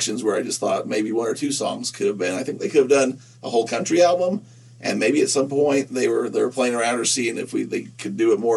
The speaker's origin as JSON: {"language": "English", "town": "Nephi", "region": "Utah", "country": "United States", "said": "I'm from Nephi"}